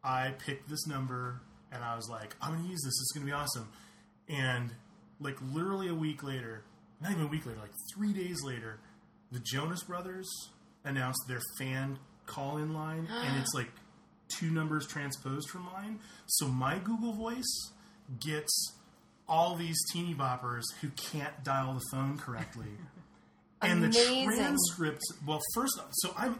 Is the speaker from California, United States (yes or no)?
yes; Los Angeles, California, United States; also born or lived in Las Vegas, Nevada; My hometown is L.A.